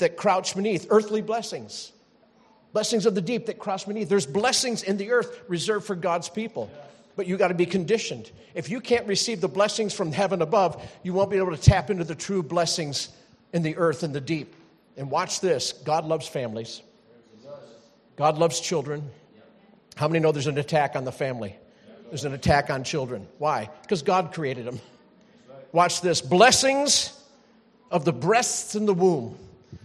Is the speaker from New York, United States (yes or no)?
no; North Carolina, United States; moved away; I'm from North Carolina